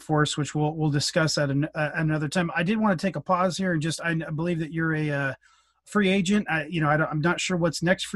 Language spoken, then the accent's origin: English; Cupertino, California, United States; also born or lived in Mountain View; from the Bay Area. I was born in Mountain View. I was raised in Cupertino